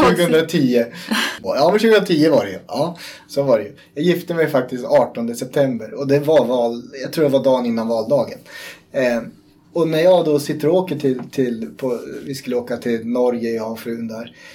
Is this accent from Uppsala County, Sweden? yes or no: yes; Uppland, Uppsala County, Sweden; jag är uppvuxen här i Uppland